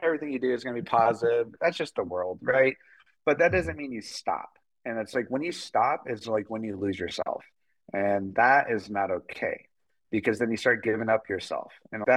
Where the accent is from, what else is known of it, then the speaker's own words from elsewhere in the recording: New Mexico, United States; I am from New Mexico